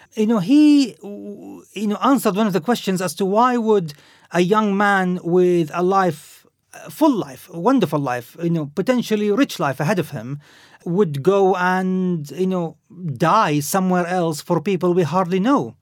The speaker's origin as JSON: {"language": "English", "town": "Khobar", "region": "Eastern Province", "country": "Saudi Arabia", "tie": "born or raised there", "moved": "yes", "said": "I grew up in Saudi Arabia. My mother was Lebanese"}